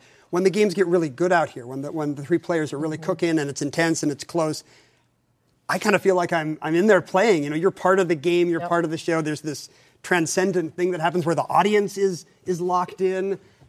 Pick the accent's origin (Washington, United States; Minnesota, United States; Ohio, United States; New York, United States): Washington, United States; Seattle; Also, I go get some sun because I'm from Seattle. I just want to get outside.